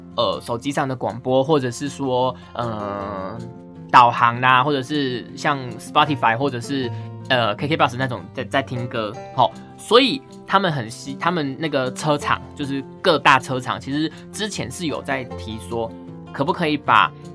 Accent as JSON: {"language": "Chinese", "country": "Taiwan", "said": "我们台湾人"}